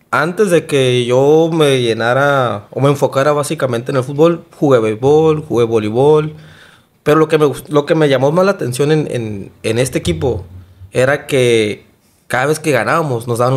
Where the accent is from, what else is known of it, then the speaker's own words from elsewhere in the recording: Obregón, Sonora, Mexico; moved away as an adult; now in Hermosillo, Mexico; yo fue alrededor de los 18 años más o menos que yo me vine de, de Obregón a vivir aquí.